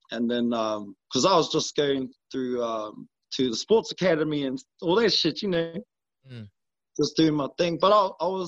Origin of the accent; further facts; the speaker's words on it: Brisbane, Queensland, Australia; also born or lived in Tingalpa; I grew up in between here and Brisbane